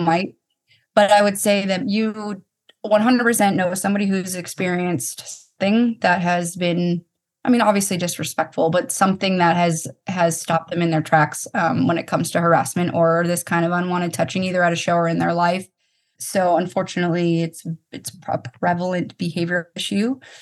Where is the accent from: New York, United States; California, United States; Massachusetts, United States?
Massachusetts, United States; Boston; I'm from Boston